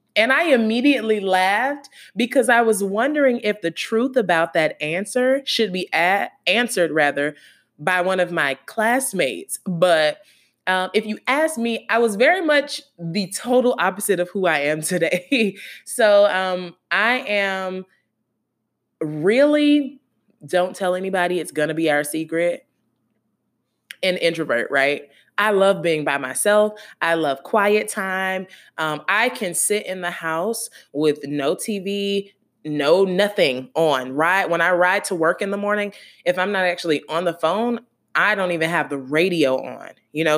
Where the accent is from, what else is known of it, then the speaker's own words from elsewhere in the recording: Gainesville, Florida, United States; I was born and raised in Gainesville, Florida